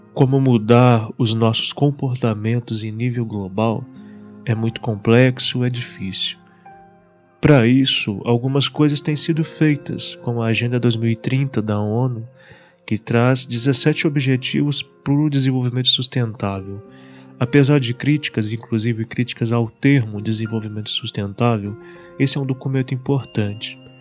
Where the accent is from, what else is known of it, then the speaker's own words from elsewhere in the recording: Barbacena, Minas Gerais, Brazil; na cidade onde eu estou e onde eu cresci, Barbacena